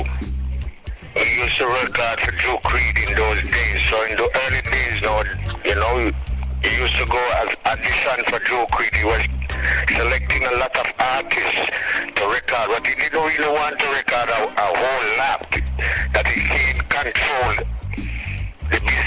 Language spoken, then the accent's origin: English; Kingston, Jamaica; also born or lived in St. Ann, Jamaica; So that's where I was born, in Lime Tree Garden, but I grew up in Kingston, Jamaica